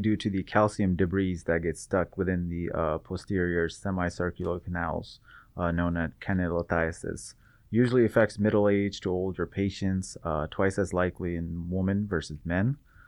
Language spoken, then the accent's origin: English; Seattle, Washington, United States; now in Bakersfield, United States; Originally, I'm from Seattle. Came to Bakersfield at the start of my third year.